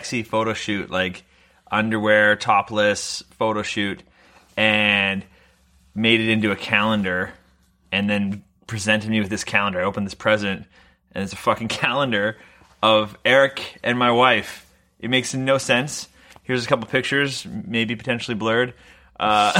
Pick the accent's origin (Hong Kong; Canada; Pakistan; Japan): Canada; Vancouver, British Columbia; now in Montreal, Canada; I'm born and raised in Vancouver